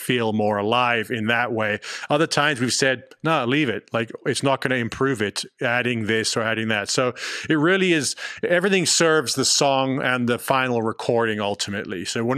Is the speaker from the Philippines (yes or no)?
no; London, United Kingdom; born there; also born or lived in Johannesburg / Los Angeles; now in Austin, United States; I was born in London, then I lived in Johannesburg, we were in LA for the last 4 or 5 years, now we're out in Austin.